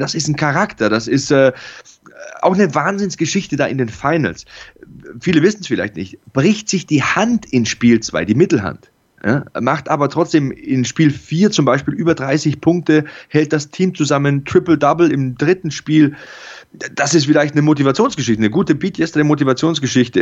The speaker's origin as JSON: {"language": "German", "town": "Passau", "region": "Bavaria", "country": "Germany", "tie": "born or raised there", "said": "auch in der Schulmannschaft am ähm, Adalbert Stifter Gymnasium bei uns in Passau"}